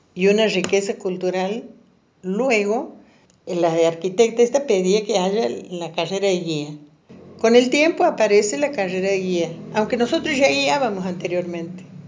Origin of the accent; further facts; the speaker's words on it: Santiago del Estero, Argentina; now in Córdoba, Argentina; yo soy de Santiago del Estero, no tenía vivienda